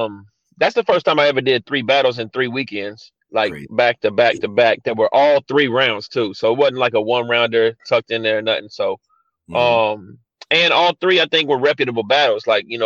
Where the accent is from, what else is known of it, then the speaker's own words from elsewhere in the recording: Midwest, United States; I'm from the Midwest